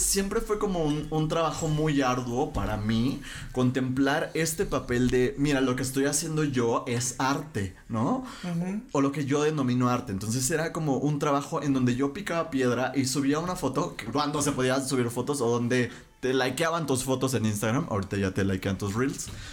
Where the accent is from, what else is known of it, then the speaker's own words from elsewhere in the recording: Mexico; nosotros que somos mexicanos